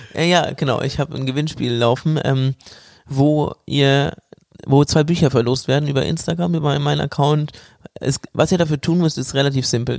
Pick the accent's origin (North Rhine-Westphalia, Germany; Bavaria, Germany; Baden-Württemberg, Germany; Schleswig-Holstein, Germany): Bavaria, Germany; Bamberg; moved away; ich bin quasi in meiner Heimat. ähm, ja, in Bamberg.